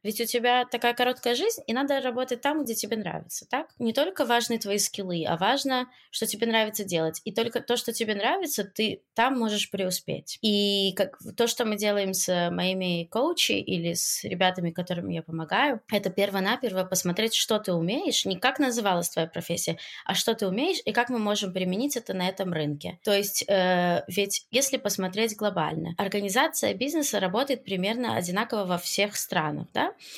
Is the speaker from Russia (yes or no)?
no; Belarus; moved away as an adult; now in Israel; я приехала из Беларуси в Израиль